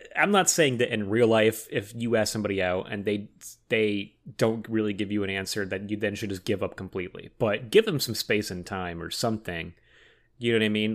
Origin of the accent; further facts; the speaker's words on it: Oxnard, California, United States; now in Los Angeles, United States; my hometown of Oxnard